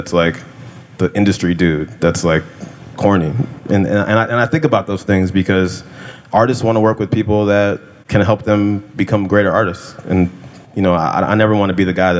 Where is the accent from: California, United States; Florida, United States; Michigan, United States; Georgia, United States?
California, United States; I grew up in California